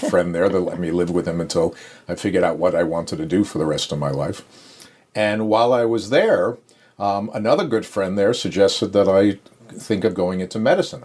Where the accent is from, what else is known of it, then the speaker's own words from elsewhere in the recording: Long Island, New York, United States; moved away as an adult; also born or lived in Brooklyn, New York; now in Belmont, United States; raised on Long Island